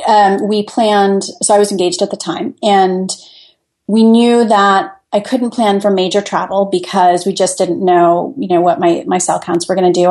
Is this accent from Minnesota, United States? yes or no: no; Midland, Michigan, United States; moved away as an adult; also born or lived in Italy / Washington, D.C.; now in Fairfax, United States; I grew up in Midland, Michigan